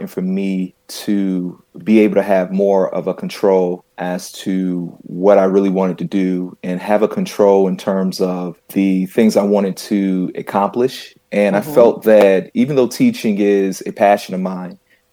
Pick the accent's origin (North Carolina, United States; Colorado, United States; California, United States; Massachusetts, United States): North Carolina, United States; Charlotte; I am originally from Charlotte, North Carolina